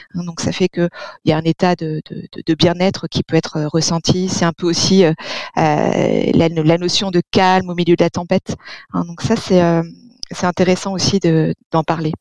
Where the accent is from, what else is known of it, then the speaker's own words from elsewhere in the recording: Provence-Alpes-Côte d'Azur, France; chez nous en Provence